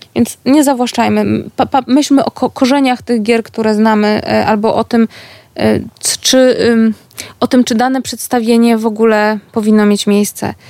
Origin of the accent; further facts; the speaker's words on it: Gdańsk, Pomeranian Voivodeship, Poland; jestem z Gdańska, z miasta, które było portowo-handlowe